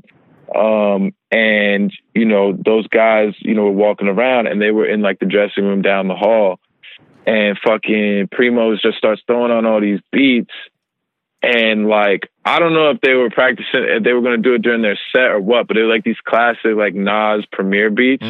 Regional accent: New York, United States; I'm from New York.

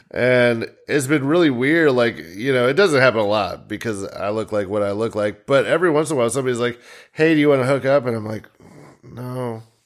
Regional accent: United States; We're all just from the Quad Cities

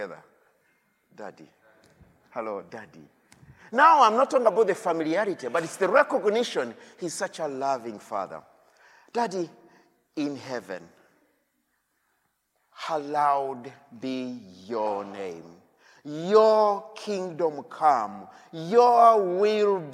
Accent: Uganda; I come from Uganda

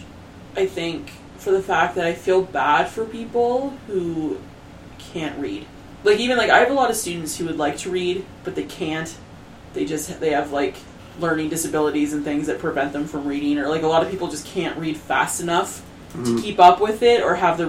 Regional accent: Canada; as a Canadian

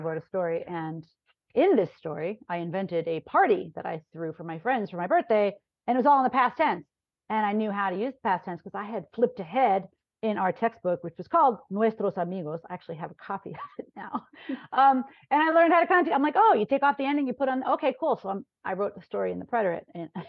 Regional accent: Long Island, New York, United States; now in Chicago, United States; I was raised on Long Island, New York, in a rather, well, very, very monolingual. I used to say it was monocultural, but, you know, in retrospect, we had, you know, a very, very strong Jewish community there and a strong Italian American community

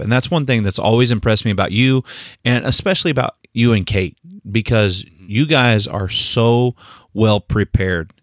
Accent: Northeast Oklahoma, United States; I grew up in Northeast Oklahoma

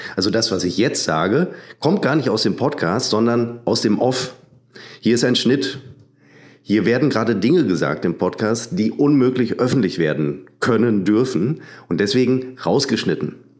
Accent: Münster, North Rhine-Westphalia, Germany; Ich bezeichne mich als Münsteraner.

